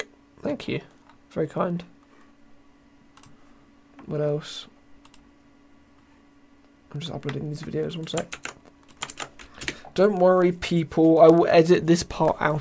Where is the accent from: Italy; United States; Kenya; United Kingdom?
United Kingdom; I am British